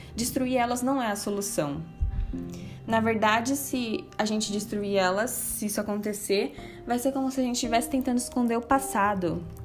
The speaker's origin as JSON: {"language": "Portuguese", "area": "Paulistas", "region": "São Paulo", "country": "Brazil", "said": "nosso passado como paulistas"}